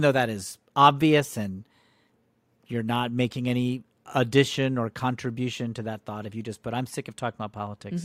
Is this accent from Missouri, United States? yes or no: no; Connecticut, United States; I grew up in Connecticut